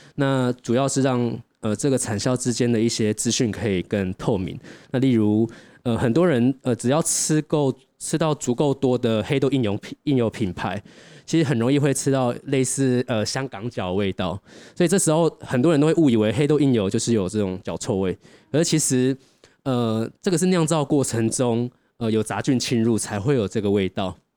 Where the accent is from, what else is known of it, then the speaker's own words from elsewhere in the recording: Taiwan; 我们家乡就是台湾的一个味道